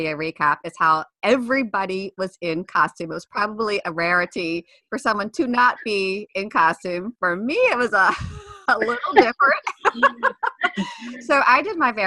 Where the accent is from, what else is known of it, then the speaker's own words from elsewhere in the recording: Baltimore, Maryland, United States; I'm from Baltimore